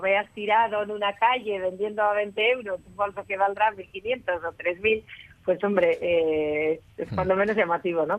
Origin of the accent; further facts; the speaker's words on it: Spain; yo soy la única española que participa en ese simposio